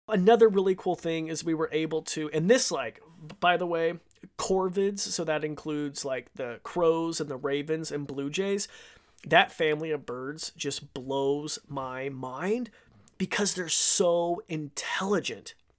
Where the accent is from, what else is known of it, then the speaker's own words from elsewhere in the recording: KTVB hometown, Idaho, United States; moved away; my hometown station, uh, K T V B, which is our N B C affiliate.